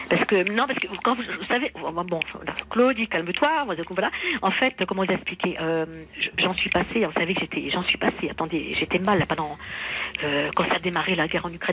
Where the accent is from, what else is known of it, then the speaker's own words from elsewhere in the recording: Paris, Île-de-France, France; born there; donc je suis née à Paris et après entre le problème c'est qu'entre 0 et 3 ans je ne sais pas où j'étais.